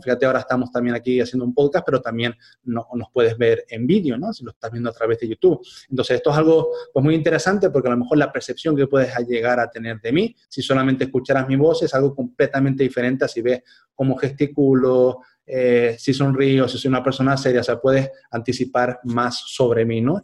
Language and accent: Spanish; Spain; moved away as an adult; cuando yo volviera a España